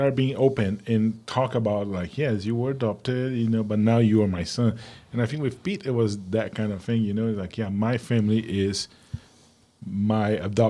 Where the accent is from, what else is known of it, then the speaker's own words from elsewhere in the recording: Brazil; moved away; I'm originally from Brazil.